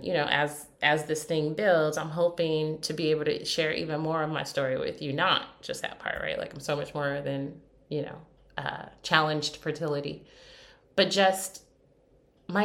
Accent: United States; as an American

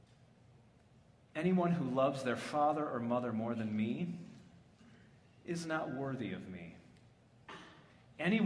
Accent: Midwest, United States; moved away as an adult; we're both from the Midwest

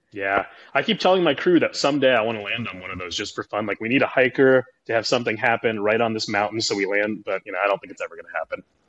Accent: Oregon, United States; moved away; also born or lived in McMinnville / Las Vegas; I grew up in Oregon. I grew up fishing

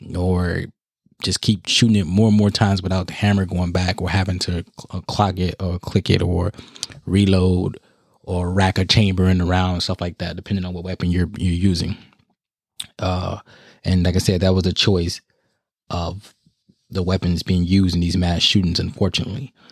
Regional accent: United States; us as American people

